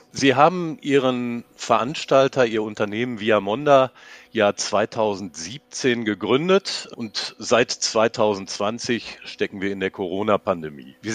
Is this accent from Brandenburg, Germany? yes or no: no; North Rhine-Westphalia, Germany; Ich bin ja, ich bin ja Westfale und die haben zwar immer versucht, Karneval zu feiern, aber die können das nicht.